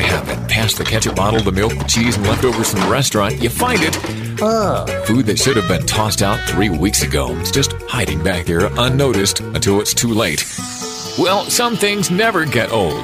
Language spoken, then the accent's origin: English; Chico, California, United States; also born or lived in Europe; I grew up in Chico except for my two years in Europe